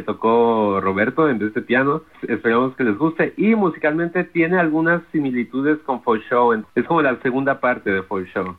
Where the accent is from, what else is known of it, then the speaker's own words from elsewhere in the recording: Guadalajara, Jalisco, Mexico; now in New York, United States; Yo soy de Guadalajara